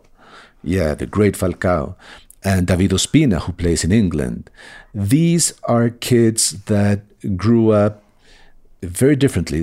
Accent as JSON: {"language": "English", "country": "Colombia", "tie": "born or raised there", "moved": "yes", "said": "I grew up in Colombia during these drug wars."}